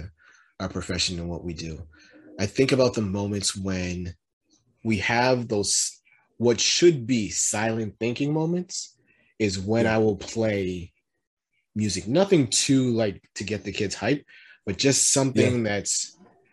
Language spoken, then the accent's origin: English; East Coast, United States; moved away; I'm from the East Coast